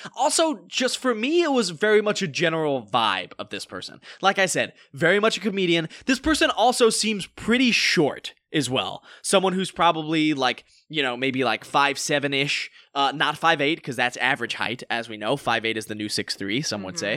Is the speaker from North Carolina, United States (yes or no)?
yes; North Carolina, United States; now in Los Angeles, United States; we are both actors from North Carolina